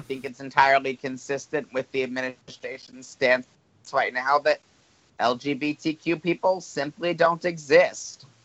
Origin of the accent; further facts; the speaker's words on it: New Jersey, United States; the state of New Jersey is voting to, and this is my home state